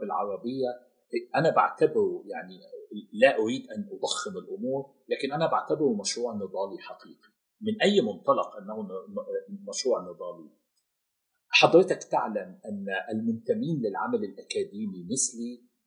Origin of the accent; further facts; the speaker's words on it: Cairo, Cairo Governorate, Egypt; moved away as an adult; now in Gulf region; انا كنت امضيت في القاهره وفي مصر اربع عقود كامله من حياتي